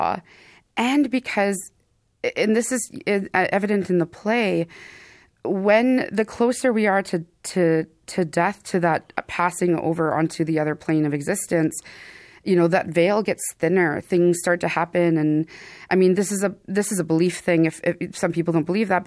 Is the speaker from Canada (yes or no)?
yes; Thunder Bay, Ontario, Canada; In Fort William First Nation near Thunder Bay, Ontario